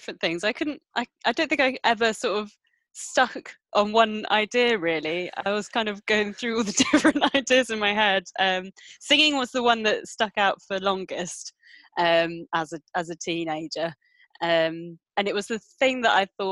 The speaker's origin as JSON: {"language": "English", "area": "Gloucestershire", "region": "South West England", "country": "United Kingdom", "tie": "born or raised there", "also_born_or_lived": "Devon / Cardiff / Bristol", "moved": "as an adult", "said": "I was born in Devon in the West Country, grew up in Gloucestershire for a bit"}